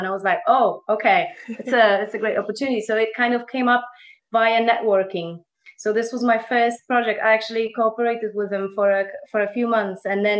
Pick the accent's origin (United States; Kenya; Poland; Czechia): Poland; moved away as an adult; now in Valencia, Spain; I'm originally from Poland. I'm 36